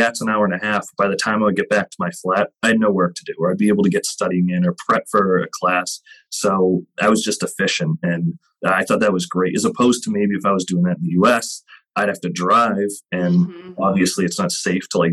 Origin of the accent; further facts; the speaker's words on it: New Hampshire, United States; also born or lived in Boston / Vienna, Austria; I'm from New Hampshire, which is like 30 minutes north of Boston. But I lived in Boston right around there when I was in college and afterwards.